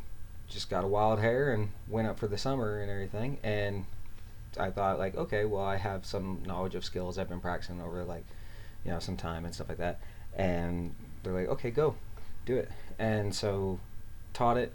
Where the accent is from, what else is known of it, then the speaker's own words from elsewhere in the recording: Liberty, Missouri, United States; I grew up in Missouri, actually, a little town called, well, it's not little anymore. It's grown a lot, but called Liberty